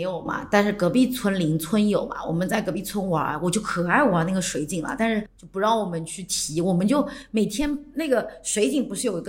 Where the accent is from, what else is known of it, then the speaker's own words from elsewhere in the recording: coastal southern China, China; 我们可是沿海长大的，